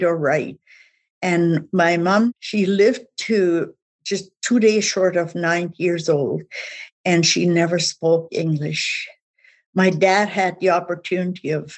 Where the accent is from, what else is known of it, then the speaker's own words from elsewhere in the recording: east of Regina, Saskatchewan, Canada; English is a second language; moved away; also born or lived in Calgary; I was born and raised in Saskatchewan and was east of Regina.